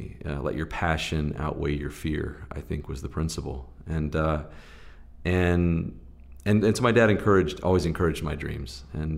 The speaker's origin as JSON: {"language": "English", "region": "Southeast", "country": "United States", "tie": "born or raised there", "said": "You know, I grew up in the Southeast in the heart of, you know, SEC football country and lots of televised games."}